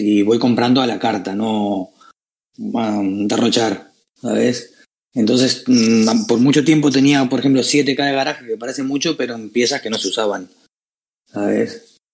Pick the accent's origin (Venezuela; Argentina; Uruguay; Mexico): Uruguay; now in Spain; soy de Uruguay de nacimiento, pero yo llevo unos cuantos años acá en España